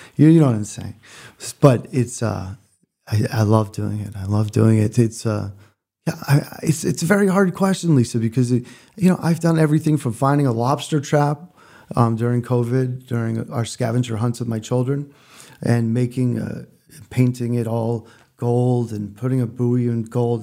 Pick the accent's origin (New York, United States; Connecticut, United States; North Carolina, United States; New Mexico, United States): Connecticut, United States; moved away; also born or lived in Freeport, Maine; I grew up in Connecticut, but spent every summer of my life in Freeport, Maine